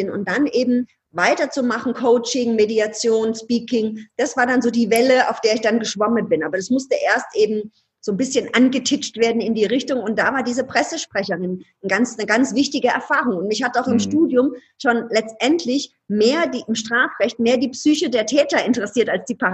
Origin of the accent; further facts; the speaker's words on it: Ludwigshafen, Rhineland-Palatinate, Germany; Ich komme aus Ludwigshafen. Ludwigshafen ist jetzt nicht so die mega coole Stadt, sondern da gibt es BASF, Badische Anilin und Sodafabrik. So. Und ich komme aus einer, aus einer Arbeiterfamilie.